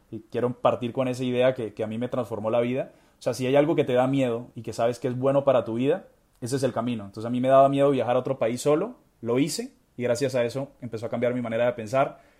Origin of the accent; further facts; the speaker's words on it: Barranquilla, Atlántico, Colombia; soy colombiano, soy de Barranquilla